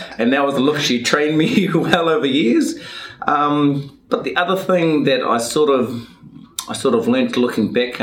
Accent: Warkworth, Auckland, New Zealand; born and raised in Warkworth. Big family, you know, Polynesian Māori family

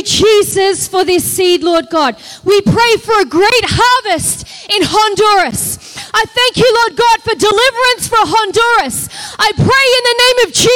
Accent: Australia; accent: Australian; moved away as an adult; now in United States; I'm Australian. You can hear from my accent

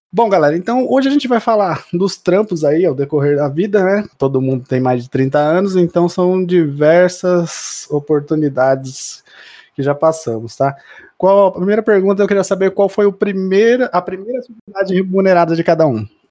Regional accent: Mauá, São Paulo, Brazil; moved away; eu sou de Mauá, né? Sou na, da região do ABC, além do ABC

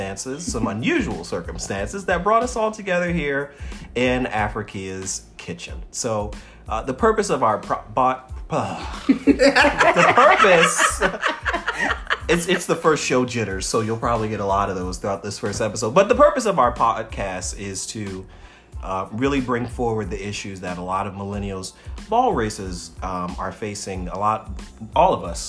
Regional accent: Baltimore, Maryland, United States; Born and raised in Baltimore

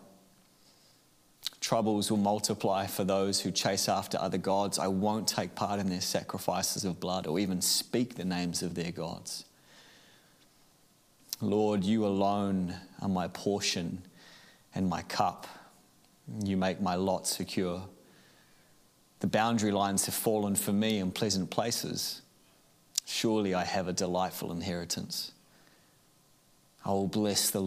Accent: Auckland, New Zealand; I grew up in Auckland

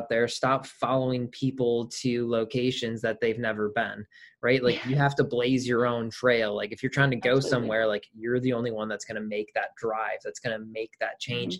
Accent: Michigan, United States; I'm from Michigan.

